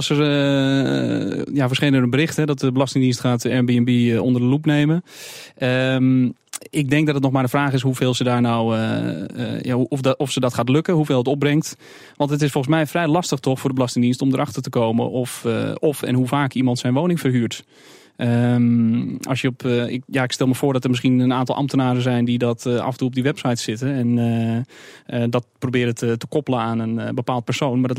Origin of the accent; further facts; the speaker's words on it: Amsterdam, North Holland, Netherlands; ook zelf als Amsterdammer.